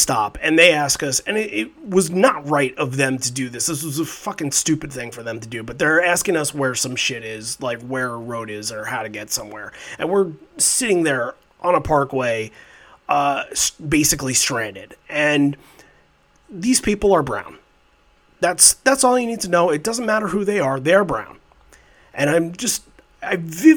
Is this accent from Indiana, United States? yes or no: no; Islip, New York, United States; I'm from Islip originally.